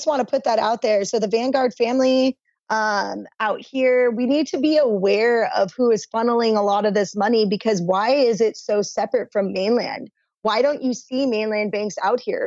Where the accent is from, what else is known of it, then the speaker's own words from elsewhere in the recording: Arizona, United States; moved away as an adult; now in Hawaii, United States; I'm originally from Arizona, and I will say I've been out here around 11 years.